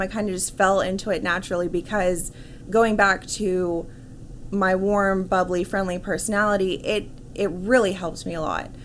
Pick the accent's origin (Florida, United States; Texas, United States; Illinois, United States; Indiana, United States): Texas, United States; Irving; also born or lived in Dallas; I was born and raised in Dallas, right. um, so I grew up in Irving